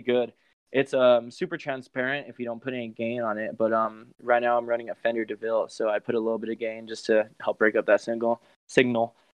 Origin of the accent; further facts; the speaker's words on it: Belen, New Mexico, United States; also born or lived in Albuquerque; my hometown of um, Belen, which is south of Albuquerque